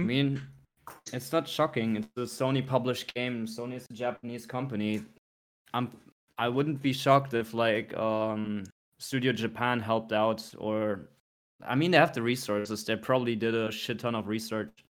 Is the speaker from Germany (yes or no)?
yes; Germany; born or raised there; moved away